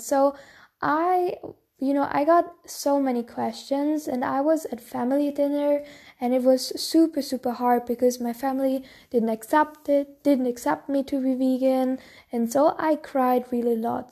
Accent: Bavaria, Germany; I'm from Bavaria, so I'm very traditional town

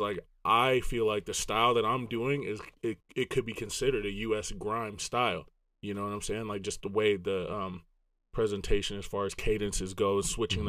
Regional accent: Los Angeles, California, United States; accent: Southern SoCal surfer boy; also born or lived in Grand Rapids, Michigan; I'm from the West Coast

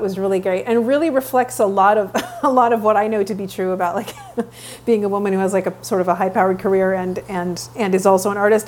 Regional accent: Vancouver, British Columbia, Canada; moved away; I'm born and raised in Vancouver, Canada

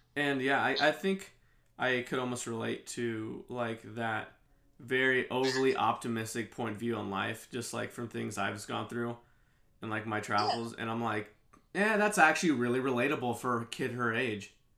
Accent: Kansas City, United States; moved away as an adult; our love for Kansas City

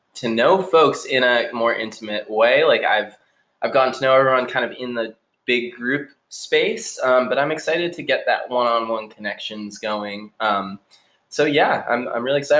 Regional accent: Newton, Massachusetts, United States; also born or lived in Colorado / Somerville; I grew up in Newton

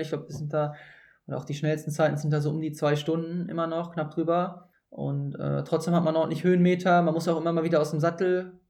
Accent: Hattingen, North Rhine-Westphalia, Germany; ich komme ja ursprünglich aus, äh, aus der Grenze zu Essen, noch genauer mhm. aus äh, Niederwenigern

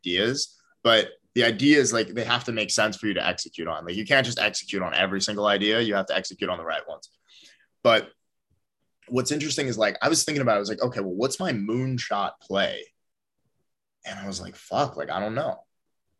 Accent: Philadelphia, Pennsylvania, United States; I'm from Philly

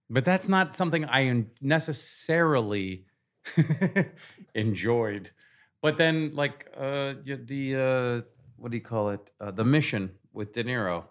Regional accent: Seattle, Washington, United States; moved away as an adult; I grew up in Seattle

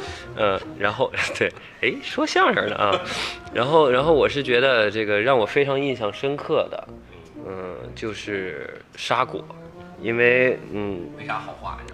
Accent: Shijiazhuang, Hebei, China; moved away as an adult; now in Beijing, China; 我是石家庄人

